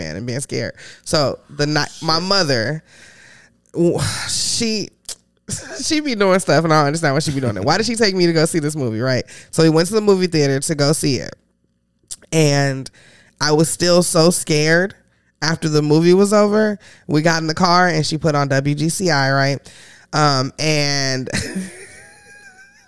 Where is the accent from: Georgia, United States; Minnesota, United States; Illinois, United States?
Illinois, United States; Chicago; moved away; I'm from the South Side, 102nd in Princeton.